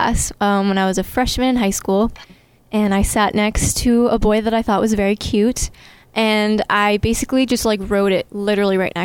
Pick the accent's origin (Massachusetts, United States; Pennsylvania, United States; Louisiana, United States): Massachusetts, United States; Lynnfield; I am from Lynnfield, Massachusetts. So it's a little small town in the North Shore